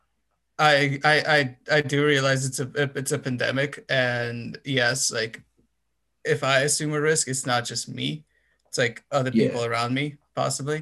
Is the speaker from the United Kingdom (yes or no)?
no; Romania; now in United States; I'm from Romania, so, and I have family there